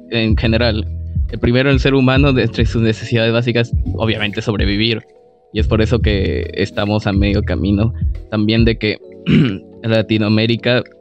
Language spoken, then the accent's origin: Spanish; Peru; soy de Perú, en el cual cada presidente se pueden dar unos golpes de estado a cada rato y normal, la verdad.